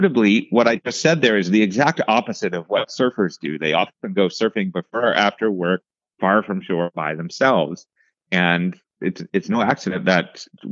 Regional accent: outside of Pittsburgh, Western Pennsylvania, United States; moved away; where I grew up in Western Pennsylvania, outside of Pittsburgh

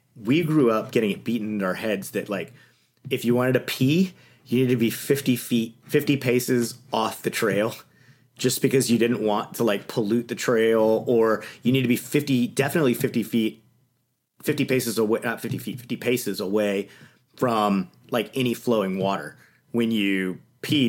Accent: Louisiana, Texas, United States; I grew up in Texas, Louisiana

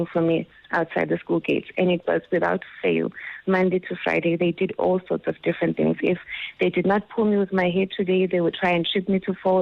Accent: Soweto, Gauteng, South Africa; I grew up in Soweto

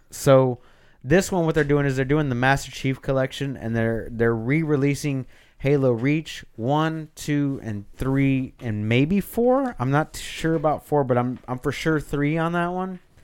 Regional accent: Texas, United States; I'm from Texas too

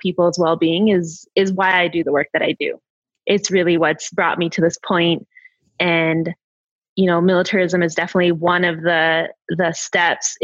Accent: Northern Cheyenne Indian Reservation, Montana, United States; raised on the Northern Cheyenne Indian Reservation in Montana

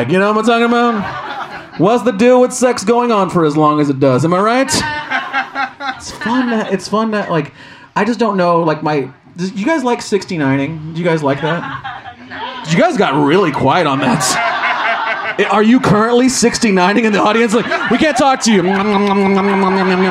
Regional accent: Chicago, Illinois, United States; I'm from Chicago

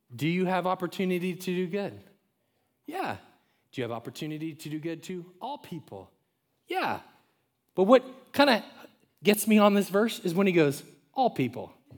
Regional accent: Florida, United States; Growing up in Florida, around the water

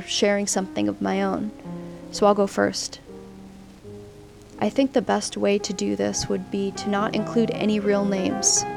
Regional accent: Southern California, United States; moved away as an adult; also born or lived in Oregon; I've recently moved back to my hometown in Southern California after living in Oregon for several years while going to school

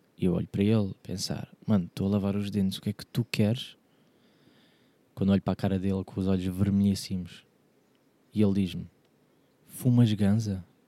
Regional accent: Portugal; sou português

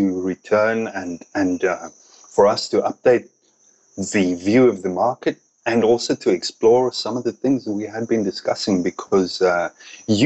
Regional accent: South Africa; moved away as an adult; now in Thailand; growing up in South Africa

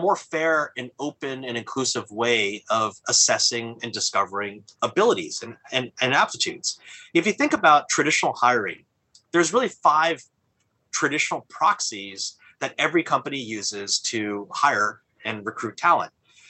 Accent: California, United States; you know, I come from Silicon Valley

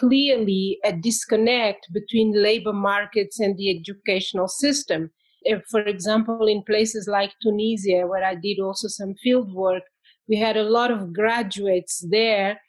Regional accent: Mozambique; moved away as an adult; also born or lived in France / England; I am from Mozambique, and I did my first degree there in history.

